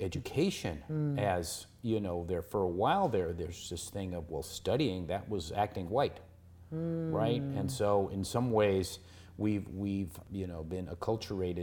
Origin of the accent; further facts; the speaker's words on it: Seattle, Washington, United States; I grew up in Seattle